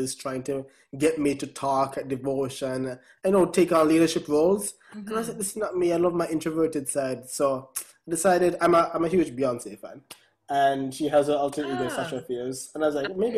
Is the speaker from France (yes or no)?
no; Jamaica; now in United States